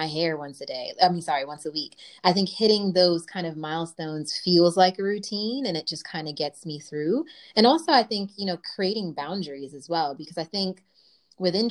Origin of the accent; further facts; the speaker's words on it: New York, United States; my hometown, New York